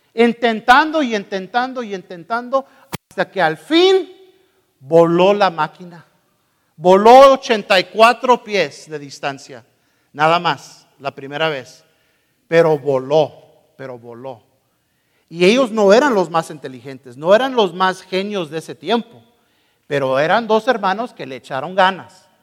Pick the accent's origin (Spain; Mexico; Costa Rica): Mexico; soy mexicano